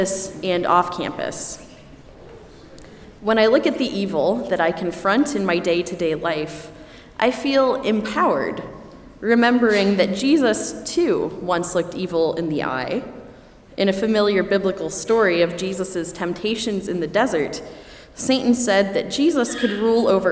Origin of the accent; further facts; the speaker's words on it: Elkhart, Indiana, United States; my hometown of Elkhart, Indiana